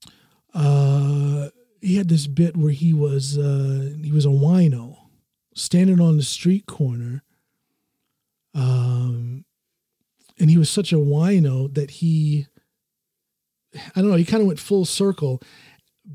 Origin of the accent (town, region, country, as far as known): Norton, Ohio, United States; born or raised there; also born or lived in Akron, Ohio; now in Norway